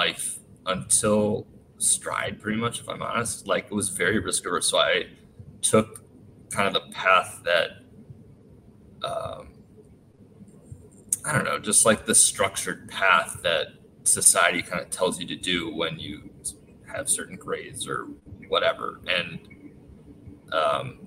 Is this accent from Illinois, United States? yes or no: yes; Chicago, Illinois, United States; I grew up in Chicago